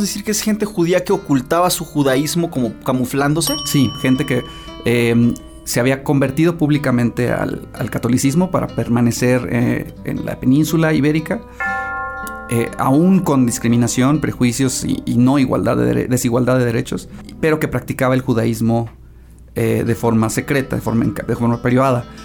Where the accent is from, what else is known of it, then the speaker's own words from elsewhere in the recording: Mexico; como ciudadanos mexicanos, como estudiantes mexicanos